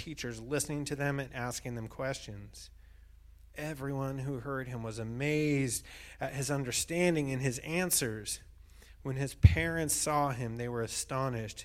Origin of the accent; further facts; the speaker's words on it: Bishop, California, United States; moved away; I grew up in Bishop